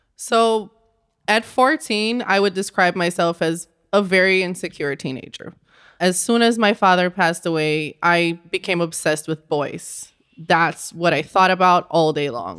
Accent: Rio de Janeiro, Brazil; moved away; I grew up in Rio de Janeiro, Brazil.

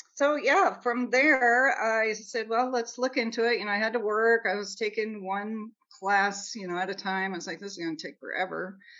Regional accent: Nebraska, United States; moved away; also born or lived in Kansas City, Missouri; I'm from Nebraska

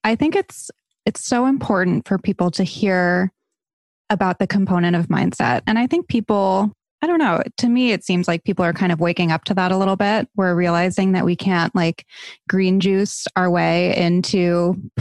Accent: Barrington, Rhode Island, United States; I'm from Barrington. I went to Moses Brown High School.

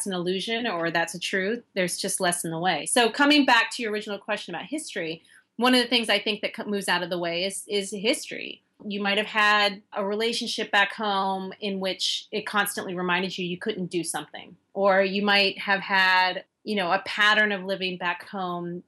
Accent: United States; moved away as an adult; also born or lived in London, United Kingdom / China

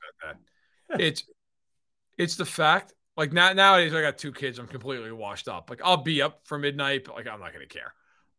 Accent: New York, United States; Yes, and I'm of course from New York. So for me, like, I always grew up like when the ball dropped, it was actually your New Year.

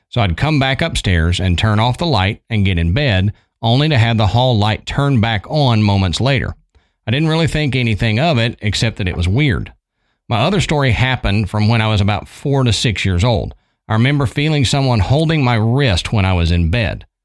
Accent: Yorba Linda, California, United States; I grew up in Yorba Linda, California, which is in North Orange County in Southern California.

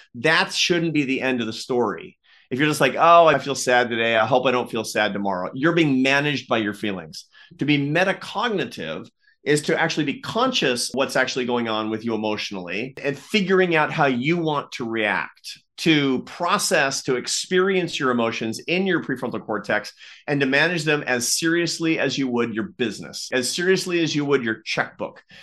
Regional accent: Seattle, Washington, United States; I grew up in the Pacific Northwest in Seattle

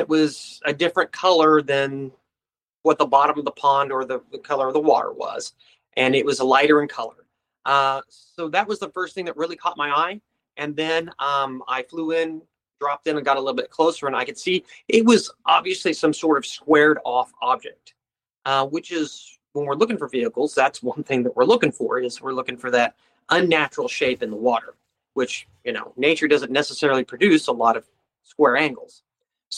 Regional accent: Clinton, Missouri, United States; my hometown of Clinton, Missouri

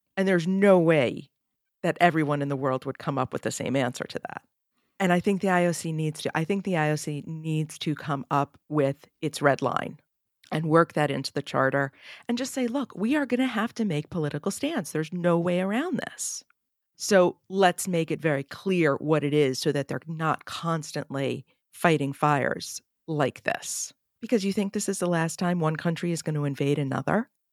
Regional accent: United States; as an American

